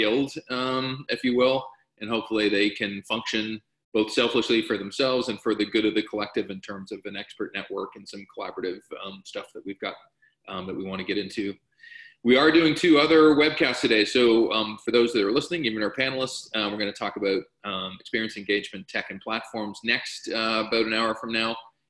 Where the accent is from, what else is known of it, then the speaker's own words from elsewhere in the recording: Canada; I'm speaking as a Canadian